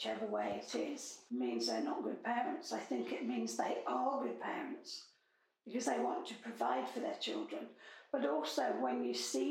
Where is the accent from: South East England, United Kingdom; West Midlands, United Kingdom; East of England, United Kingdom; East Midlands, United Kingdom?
East Midlands, United Kingdom; Nottinghamshire; also born or lived in Tower Hamlets, London; now in London, United Kingdom; I was born in Nottinghamshire in 1956. I live in Tower Hamlets.